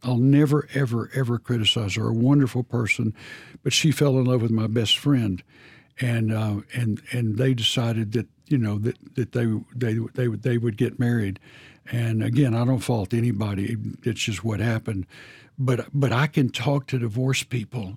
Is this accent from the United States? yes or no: yes; Texas, United States; I'm from Texas